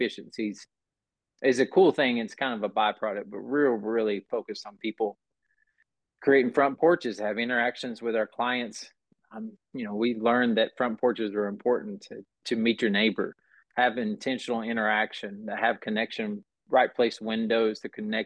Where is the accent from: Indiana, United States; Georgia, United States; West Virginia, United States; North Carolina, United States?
North Carolina, United States; Burnsville; I grew up outside of Asheville, North Carolina, in a small town named Burnsville.